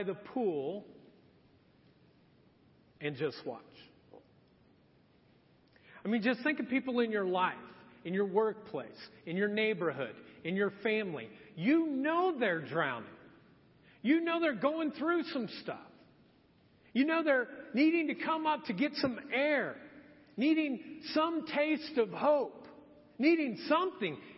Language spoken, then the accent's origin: English; Marion, Indiana, United States; also born or lived in Edgewood, Indiana; My eighth grade year of middle school, my dad had decided we were going to move, and we moved from Marion, Indiana to Anderson.